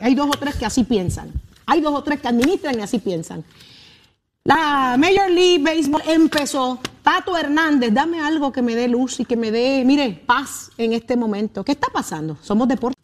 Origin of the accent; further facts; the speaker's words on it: Puerto Rico; Yo soy puertorriqueña